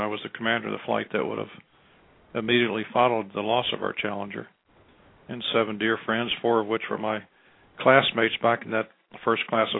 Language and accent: English; West Virginia, United States; moved away as an adult; I came from West Virginia